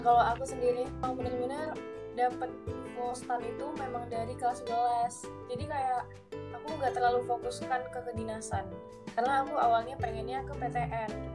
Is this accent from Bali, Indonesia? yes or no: no; Dumai, Riau, Indonesia; moved away; also born or lived in Yogyakarta; aku dari Dumai.